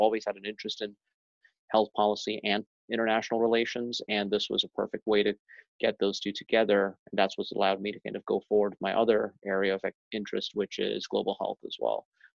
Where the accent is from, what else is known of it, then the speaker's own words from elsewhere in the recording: India; also born or lived in Middle East / Chicago; now in United States; So I grew up in part of my life in India, part of it in the Middle East, then in Chicago.